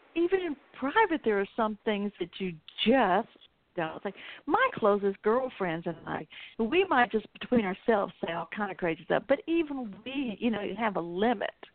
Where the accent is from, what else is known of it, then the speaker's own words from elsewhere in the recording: the South, Southern United States, United States; I'm a Southerner